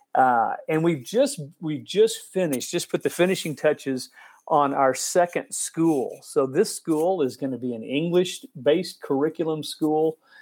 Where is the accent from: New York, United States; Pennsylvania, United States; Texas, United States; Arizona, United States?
Texas, United States; Dallas; moved away as an adult; now in Haiti; I grew up in Dallas